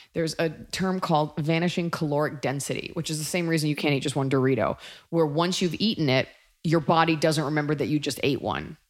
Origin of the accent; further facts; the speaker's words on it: Texas, United States; as a Texan myself